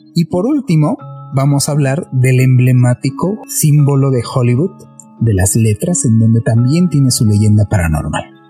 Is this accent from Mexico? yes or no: yes; Mexico City, Mexico; nosotros somos de la Ciudad de México